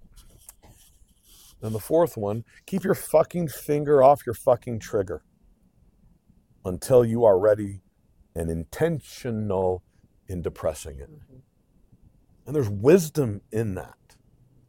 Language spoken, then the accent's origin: English; United States; I'm American